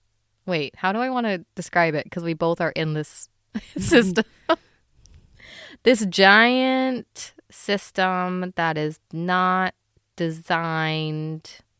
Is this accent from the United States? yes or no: no; Philippines; as a Filipino person, you know, a lot of I use utensils. Of course I use utensils. It's just that I do also eat with my hands a lot.